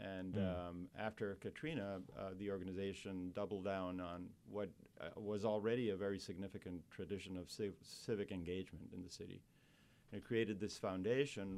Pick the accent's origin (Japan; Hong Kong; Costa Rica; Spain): Costa Rica; moved away as an adult; now in New Orleans, United States; I came to pursue graduate education at Tulane as a passport or a ticket to go back to my home country to direct a research center. It's Costa Rica.